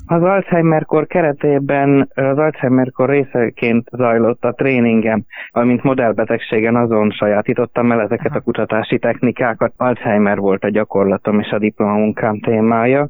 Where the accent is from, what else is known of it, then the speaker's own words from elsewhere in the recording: Hungary; now in Graz, Austria; mivel én magyar származású vagyok, és igazából magyarként szocializálódtam, tehát magyarnak vallom magam